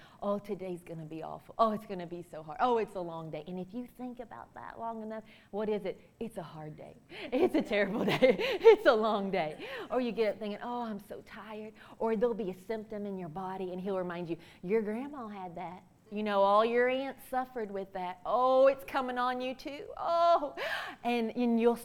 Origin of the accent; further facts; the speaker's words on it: Kentucky, United States; I'm from Kentucky.